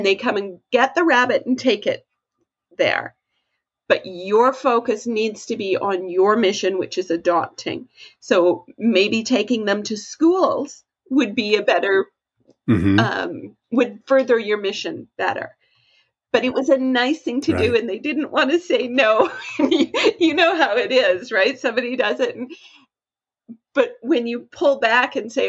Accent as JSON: {"language": "English", "country": "Canada", "said": "I'm Canadian"}